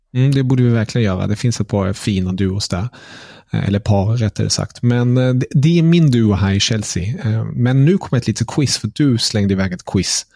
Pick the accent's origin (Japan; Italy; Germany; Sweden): Germany; Som tysk